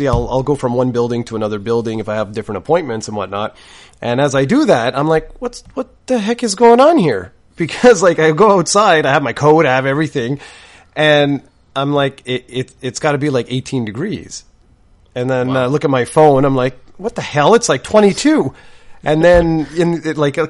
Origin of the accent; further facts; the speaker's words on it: Canada; I'm Canadian